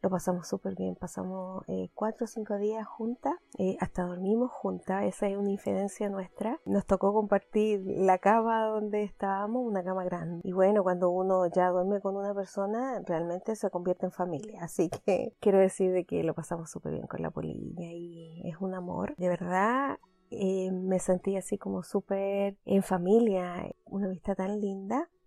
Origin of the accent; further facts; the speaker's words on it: Canada; como buena canadiense que soy, decidí tener temporadas.